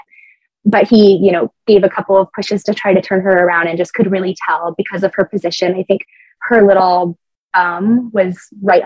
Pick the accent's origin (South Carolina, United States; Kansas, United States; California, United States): California, United States; moved away as an adult; also born or lived in Colorado Springs, United States; now in England, United Kingdom; California, which is my home state